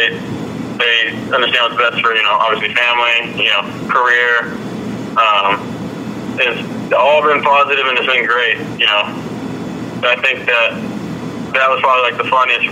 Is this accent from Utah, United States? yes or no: no; Southern California, United States; me growing up in Southern California